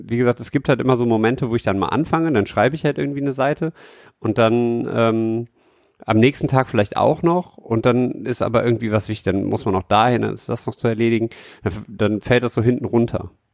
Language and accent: German; Düsseldorf, North Rhine-Westphalia, Germany; in Herd, wo ich in Düsseldorf Herd, wo ich groß geworden bin